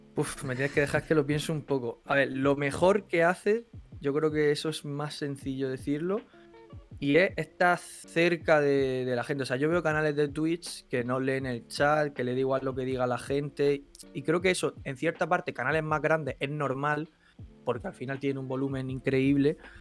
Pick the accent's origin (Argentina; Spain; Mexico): Spain; Albox, Andalusia; moved away; yo me he criado en un no barrio, porque no es un pueblo que prácticamente no tiene barrio, eh, en Albox, en Almería